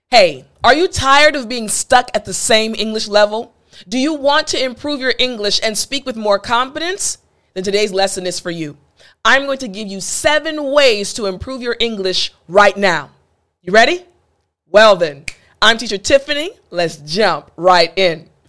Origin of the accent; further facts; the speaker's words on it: East Coast, United States; I'm from the East Coast